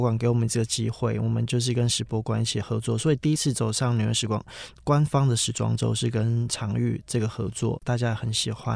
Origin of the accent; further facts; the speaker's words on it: Daliao, Kaohsiung, Taiwan; 我其实在非常乡下， 我在高雄县的大寮乡长大